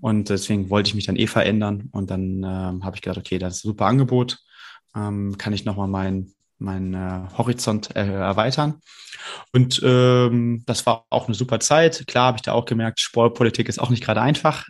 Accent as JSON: {"language": "German", "town": "Brühl", "region": "North Rhine-Westphalia", "country": "Germany", "said": "ich komme aus Brühl, muss ich dazu sagen, das ist ja gar nicht so weit weg äh, von Köln"}